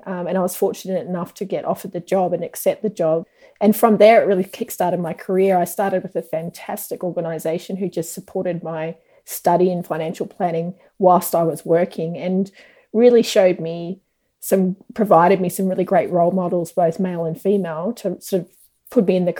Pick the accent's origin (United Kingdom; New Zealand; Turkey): New Zealand; also born or lived in Australia; I was born in New Zealand, started school in Australia, did most of my schooling back in New Zealand, travelled around a lot.